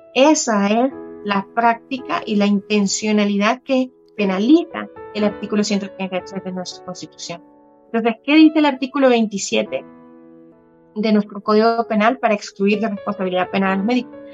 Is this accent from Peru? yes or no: no; El Salvador; como salvadoreños